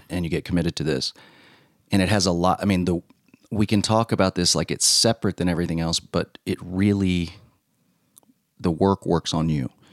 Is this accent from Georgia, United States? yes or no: no; Louisiana, United States; moved away as an adult; also born or lived in Texas; I grew up in Louisiana.